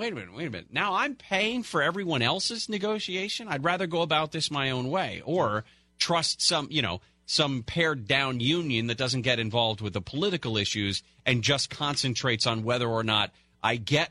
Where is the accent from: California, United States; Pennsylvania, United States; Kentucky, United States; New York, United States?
California, United States; San Francisco Bay Area; I grew up in the Bay Area.